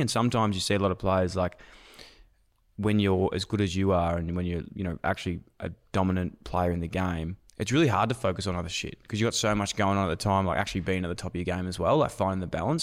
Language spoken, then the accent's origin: English; Melbourne, Victoria, Australia; I'm from Melbourne.